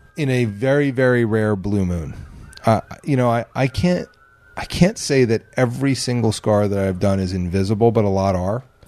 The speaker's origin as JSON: {"language": "English", "region": "New Jersey", "country": "United States", "tie": "born or raised there", "moved": "yes", "said": "growing up in Jersey"}